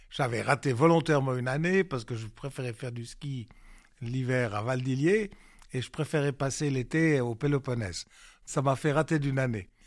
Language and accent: French; Lausanne, Vaud, Switzerland; J'étais un citadin je venais de Lausanne.